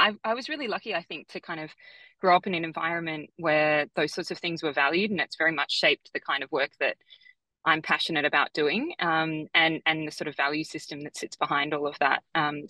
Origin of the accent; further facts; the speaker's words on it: Sydney, New South Wales, Australia; I grew up in Sydney in Australia to two parents who were really passionate about public policy.